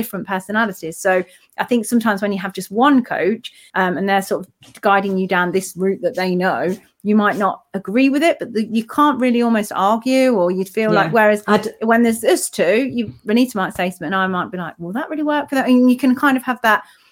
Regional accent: United Kingdom; UK, it's my hometown, but you know, it's where I'm originally from

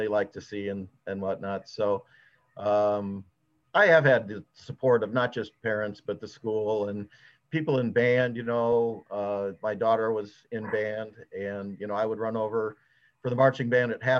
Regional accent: Geneseo, Illinois, United States; now in Mahomet, United States; I grew up in Geneseo near the Quad Cities

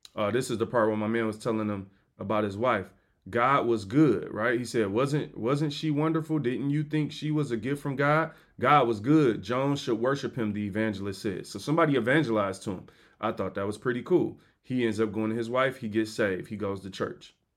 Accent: United States; I'm American.

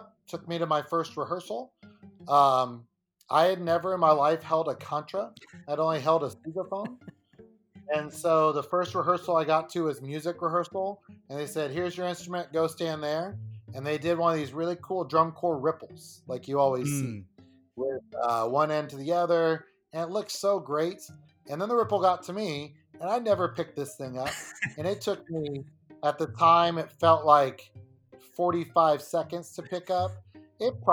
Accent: Dallas, Texas, United States; I'm from Dallas

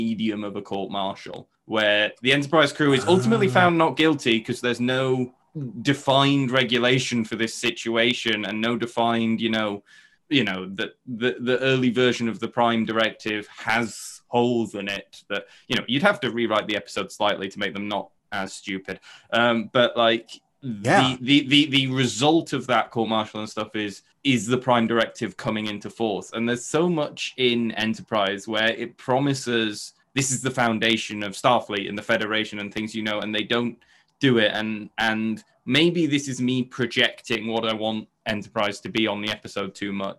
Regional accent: United Kingdom; we're all British

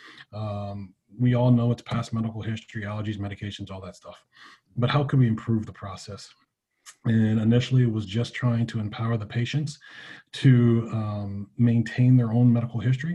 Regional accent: Southeast Ohio, United States; moved away as an adult; also born or lived in Pennsylvania; now in Jacksonville, Florida, United States; I came from Southeast Ohio

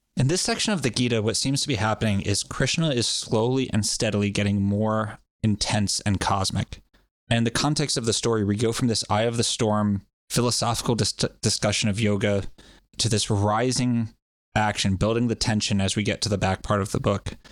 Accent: Rhode Island, United States; I always keep wanting to add a little R onto the end of that, but I'm from Rhode Island

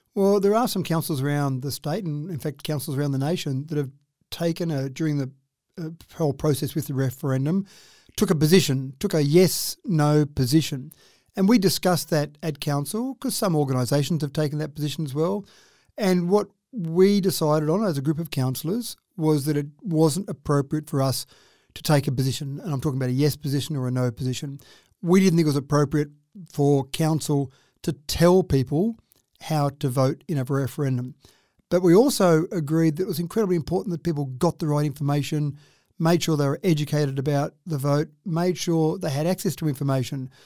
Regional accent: Dubbo, New South Wales, Australia; when I was growing up in Dubbo

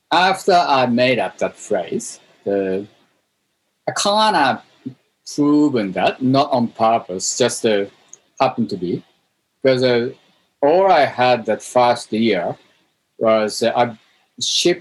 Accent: Japan; moved away as an adult; also born or lived in Tokyo; now in Melbourne, Australia; I moved to Melbourne 2003 from Japan.

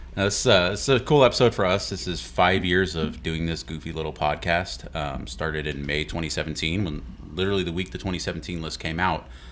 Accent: Houston, Texas, United States; I grew up eating barbecue in Houston

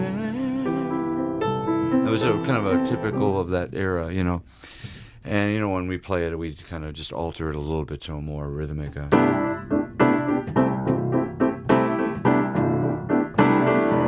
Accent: St. Louis, Missouri, United States; I was introduced to gospel music growing up in St. Louis

